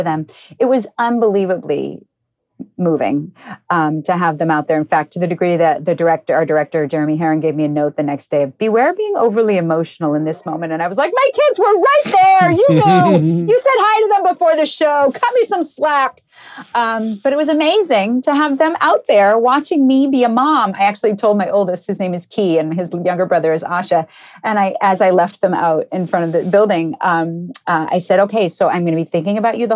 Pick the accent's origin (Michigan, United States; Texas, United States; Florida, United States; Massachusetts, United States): Massachusetts, United States; Cambridge; I grew up in Cambridge, Massachusetts.